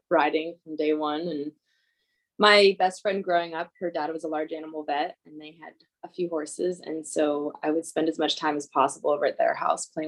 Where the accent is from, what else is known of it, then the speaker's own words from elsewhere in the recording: Sonoma County, Northern California, United States; moved away as an adult; now in Northern Idaho, United States; I grew up in Northern California, in the Bay Area, North Bay Area in Sonoma County